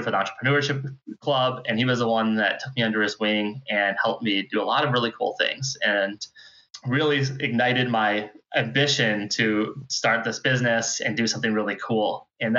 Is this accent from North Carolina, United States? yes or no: no; Houghton, Michigan, United States; also born or lived in Wisconsin; I moved back to my hometown in Houghton